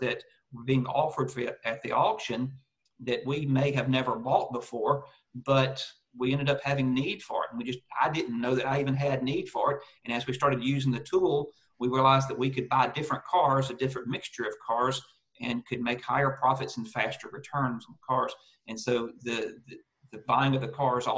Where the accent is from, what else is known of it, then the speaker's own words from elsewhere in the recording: United States; moved away as an adult; now in Australia; retired multi-site yard owner from the US, now living in Australia